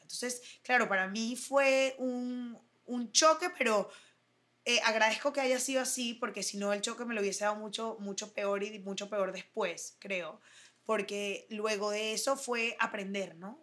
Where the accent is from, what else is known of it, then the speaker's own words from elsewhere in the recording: Caracas, Capital District, Venezuela; moved away as an adult; also born or lived in United States / Germany; nací aquí en Venezuela, soy de Caracas, Venezuela, lo digo con muchísimo orgullo y me fui lamentablemente de Venezuela a los 18